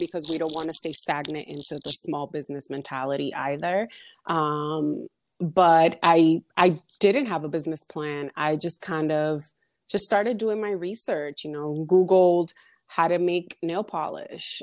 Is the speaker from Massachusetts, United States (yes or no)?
yes; Massachusetts, United States; also born or lived in Dominican Republic; I'm from the Dominican Republic. I was born there, but I was raised in Massachusetts.